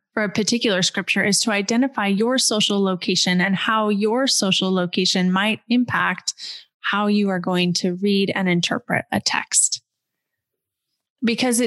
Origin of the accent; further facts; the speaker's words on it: West Coast of the United States, United States; I grew up on the West Coast of the United States of America in a upper middle class family.